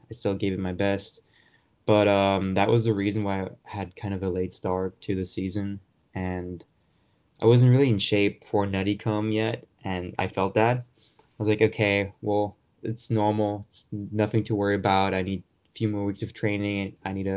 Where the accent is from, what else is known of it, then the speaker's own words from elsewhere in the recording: Germany; moved away as an adult; I was born and raised in Germany